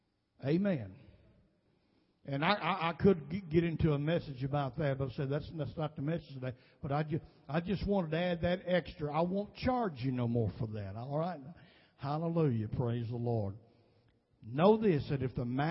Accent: Nashville, Tennessee, United States; I was raised pretty much in South Nashville

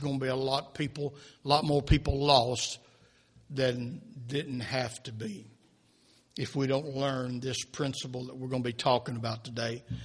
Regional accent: United States; we were born and raised in America

